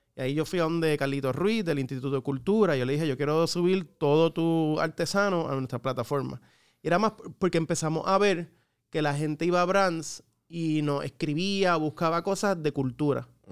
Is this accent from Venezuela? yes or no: no; Puerto Rico; moved away; also born or lived in New York; somos tres de Puerto Rico